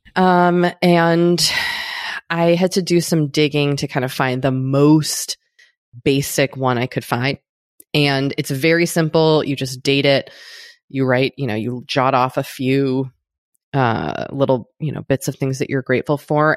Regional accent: United States; an American

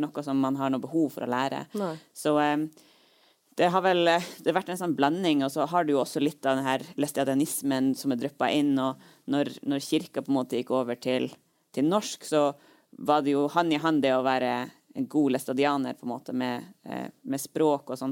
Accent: Troms, Norway; jeg er jo eh, fra Nord-Troms, og min familie bor jo langs E6

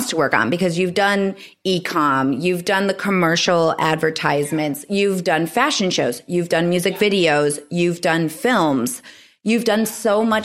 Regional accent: Michigan, United States; moved away as an adult; I'm coming from Michigan

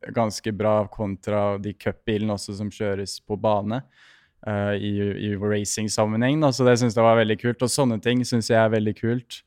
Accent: Norway; hjemme i Norge

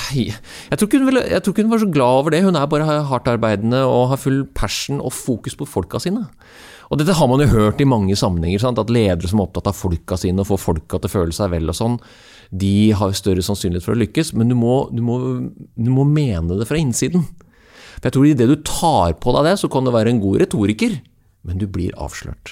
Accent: Norway; som nordmann

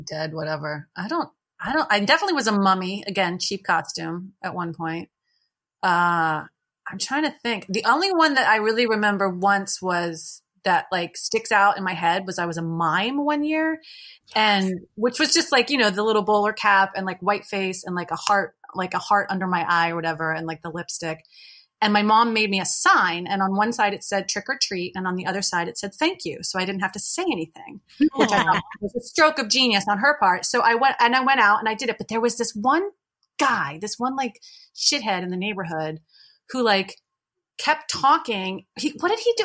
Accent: Maryland, United States; born or raised there; now in Baltimore, United States

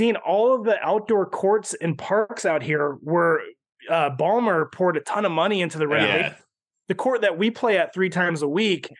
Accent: Philippines; I'm Filipino. He's an icon to our people.

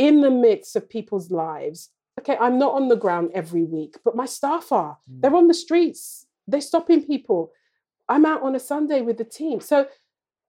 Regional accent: London, United Kingdom; I was born in Lambeth down the road

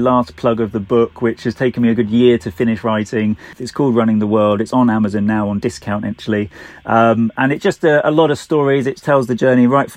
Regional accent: United Kingdom; we're British

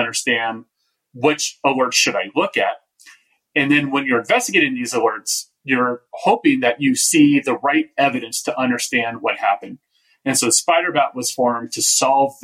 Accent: Bay Area, California, United States; I grew up in the Bay Area

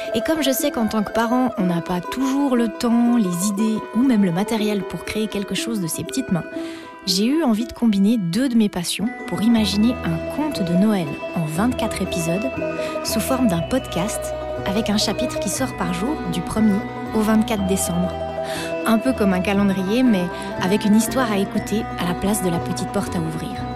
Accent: Switzerland; je suis suisse

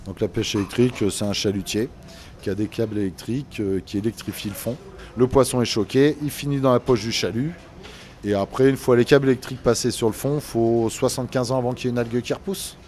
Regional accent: La Rochelle, Nouvelle-Aquitaine, France; moi je suis né à La Rochelle

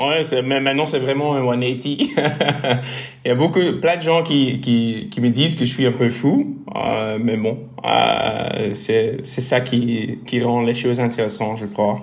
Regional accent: Bruges, Flanders, Belgium; first language Dutch; French is a second language; moved away as an adult; also born or lived in Ghent / Brussels; je suis flamand, alors mon français ne serait pas fait du tout.

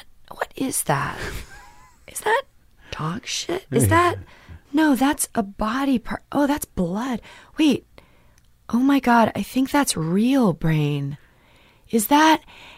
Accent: Pacific Northwest, United States; growing up in the Northwest obviously felt like. It was white picket fences and there was murders down the street.

